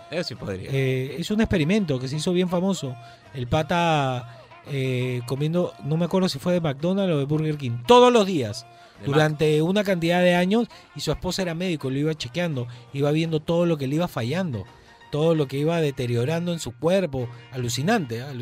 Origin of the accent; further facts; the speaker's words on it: Peru; El arroz, el buen arroz como buen peruano y la papa frita.